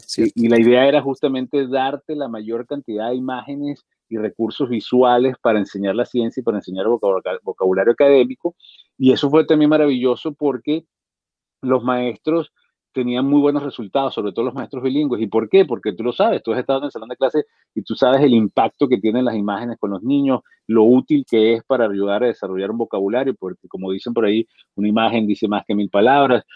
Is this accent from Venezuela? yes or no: yes; Venezuela; Yo soy venezolano, en Caracas